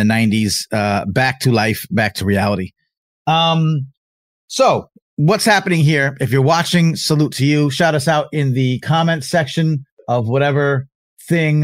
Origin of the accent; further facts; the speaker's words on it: Long Island, New York, United States; We are originally from Long Island, New York.